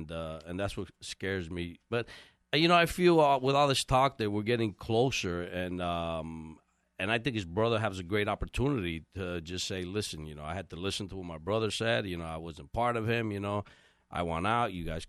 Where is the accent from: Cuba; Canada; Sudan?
Cuba; Havana; moved away; I'm from Havana Campo, which means it's the farmland, and my family in Cuba still grows tobacco.